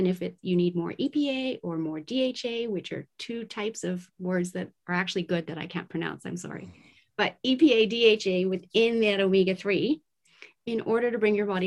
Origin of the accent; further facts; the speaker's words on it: Tokyo, Japan; I was raised in Tokyo, Japan at the height of the manufacturing plant spewing out toxins